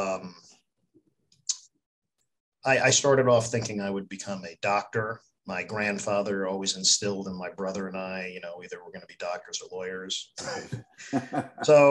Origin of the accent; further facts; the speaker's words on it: Glen Ridge, New Jersey, United States; also born or lived in Bergen County, New Jersey / Pennsylvania; I grew up in Glen Ridge